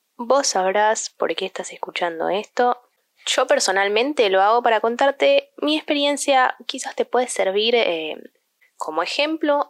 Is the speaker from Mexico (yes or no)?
no; Argentina; also born or lived in United States; siendo ciudadana argentina